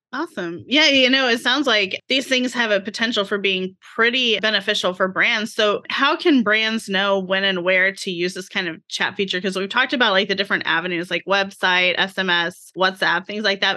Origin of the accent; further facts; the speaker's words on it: Oklahoma, United States; I grew up in Oklahoma